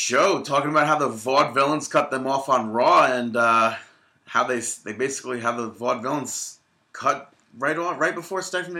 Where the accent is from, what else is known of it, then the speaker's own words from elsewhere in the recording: Canada; Dean, I'm Canadian.